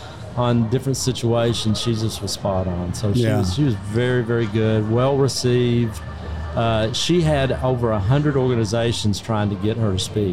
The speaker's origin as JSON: {"language": "English", "region": "Arkansas", "country": "United States", "said": "I'm from Arkansas, but they've kind of adopted me here in Texas."}